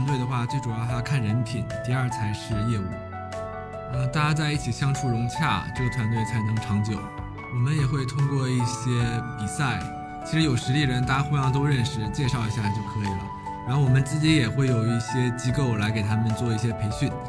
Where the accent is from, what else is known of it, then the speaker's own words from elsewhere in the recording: Northeast China, China; 啊，喊麦是在我们东北会比较流行啊。我们东北的 hip hop，呦呦。